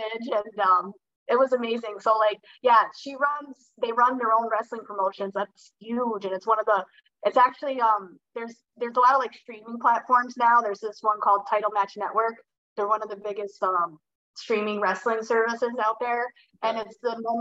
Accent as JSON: {"language": "English", "region": "New York", "country": "United States", "said": "I was from New York"}